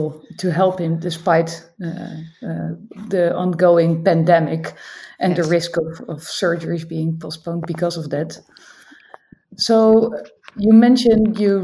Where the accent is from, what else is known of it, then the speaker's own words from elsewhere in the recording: Netherlands; I'm a neurosurgeon from the Netherlands